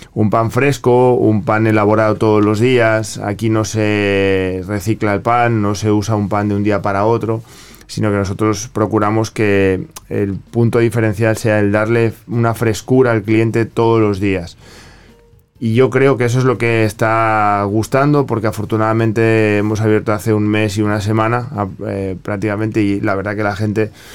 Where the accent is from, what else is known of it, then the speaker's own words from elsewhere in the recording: Spain; moved away; yo vengo de, España, vengo de Europa